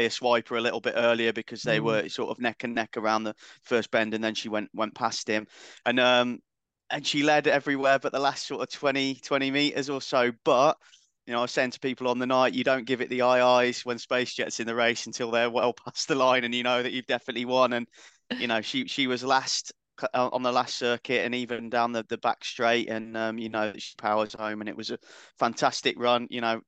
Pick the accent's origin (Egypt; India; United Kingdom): United Kingdom; So, but we'll barbecue in the rain. We're British. That's what we do.